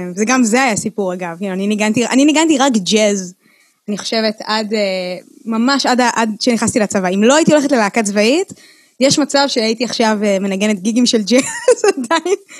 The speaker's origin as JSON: {"language": "Hebrew", "town": "Ra'anana", "region": "Central District", "country": "Israel", "tie": "born or raised there", "first_language": "Hebrew", "said": "אני גדלתי ברעננה"}